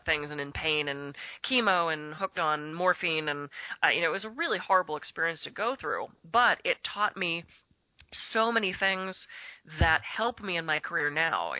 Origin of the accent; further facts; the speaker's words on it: Pittsburgh, Pennsylvania, United States; now in California, United States; I was raised in Pittsburgh. Grew up there.